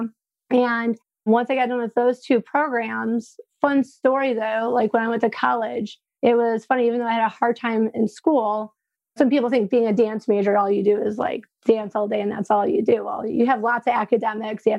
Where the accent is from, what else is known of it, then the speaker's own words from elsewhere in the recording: Frankenmuth, Michigan, United States; I'm originally from Frankenmuth, which is a small German town in Michigan.